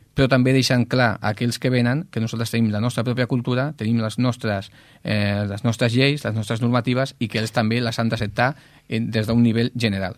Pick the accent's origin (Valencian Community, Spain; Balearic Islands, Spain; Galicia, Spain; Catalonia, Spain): Catalonia, Spain; Ripollet; el poble on vas néixer doncs, s'està doncs, transformant